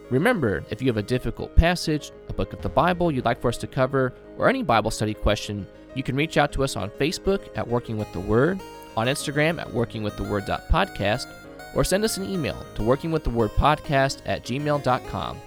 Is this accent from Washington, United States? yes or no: no; Indiana, United States; I'm from Indiana